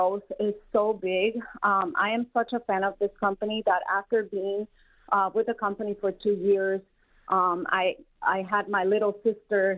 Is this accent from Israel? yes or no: no; Colombia; moved away as an adult; also born or lived in South Carolina; now in Detroit, United States; I was born and raised in Colombia, South America. I went all the way through high school